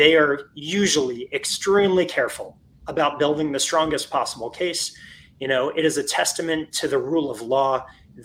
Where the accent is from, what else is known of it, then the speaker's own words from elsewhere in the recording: Florida, United States; moved away as an adult; I was born and raised in Florida, and I ended up coming home to Florida about 10 years ago